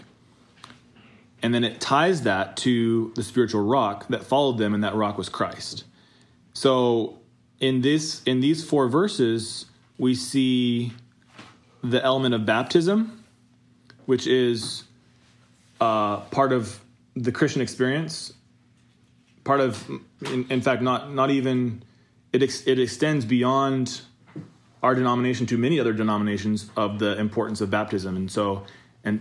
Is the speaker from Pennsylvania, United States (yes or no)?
no; Idaho, United States; from the great state of Idaho.